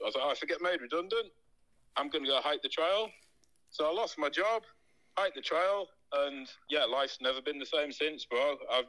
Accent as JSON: {"language": "English", "region": "Yorkshire and the Humber", "country": "United Kingdom", "said": "I'm a Yorkshire lad from England."}